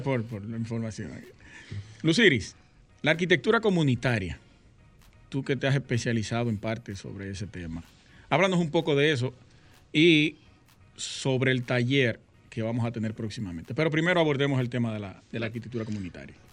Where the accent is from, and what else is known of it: Dominican Republic